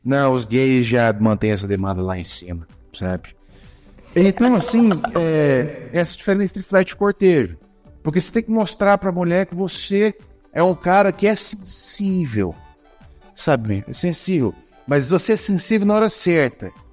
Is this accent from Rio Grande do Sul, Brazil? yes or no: no; Goiânia, Goiás, Brazil; Somos de Goiânia